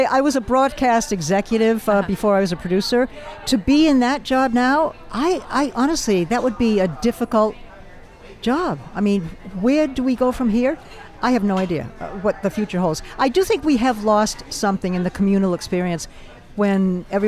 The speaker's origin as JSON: {"language": "English", "town": "Los Angeles", "region": "California", "country": "United States", "said": "I'm so from Los Angeles"}